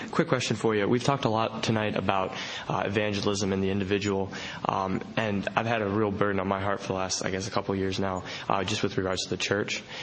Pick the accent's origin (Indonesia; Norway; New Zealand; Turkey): Indonesia; now in United States; I mean, I grew up in Indonesia, so we did a very different style of church over there, or it was very house oriented.